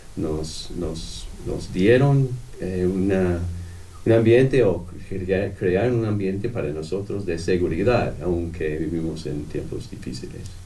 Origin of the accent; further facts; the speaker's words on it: Ohio, United States; Spanish is a second language; moved away as an adult; also born or lived in Costa Rica / Guatemala; now in Bloomington, United States; soy estadounidense, pero em, nací en Ohio, no, en Ohio, en el estado de Ohio, pero eh, llegamos aquí como hace 30 años